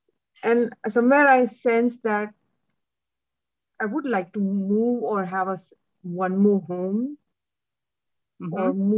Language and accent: English; Mumbai, Maharashtra, India; I'm from Mumbai, India.